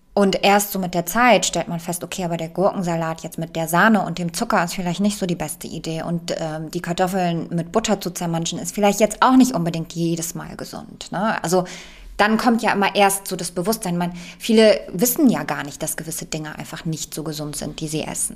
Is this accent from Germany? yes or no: no; Poland; moved away; ich komme ja aus Polen gebürtig